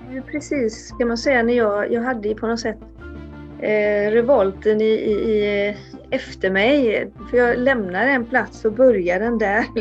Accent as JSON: {"language": "Swedish", "country": "Sweden", "said": "för mig som svensk"}